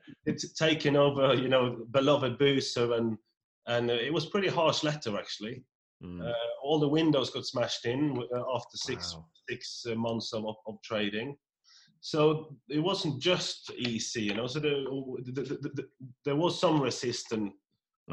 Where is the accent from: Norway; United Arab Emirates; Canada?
Norway; moved away; I'm from Norway, a, a, tiny little hamlet of 56 people